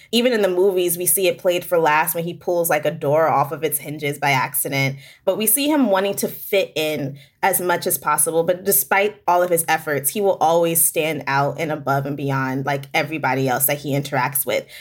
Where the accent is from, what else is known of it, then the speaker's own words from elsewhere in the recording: Hampton, Virginia, United States; I'm from Virginia. I'm from Hampton, Virginia.